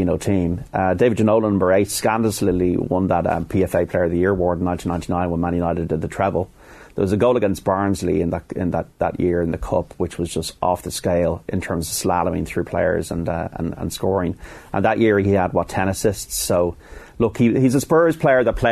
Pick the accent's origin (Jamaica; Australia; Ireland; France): Ireland; Dublin, Leinster; as an Irishman and as a dub